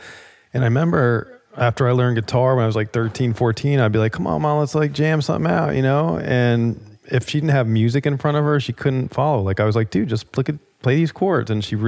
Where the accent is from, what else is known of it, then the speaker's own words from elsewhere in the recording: New Jersey, United States; The drum thing, you know, I grew up in Jersey, and my older brother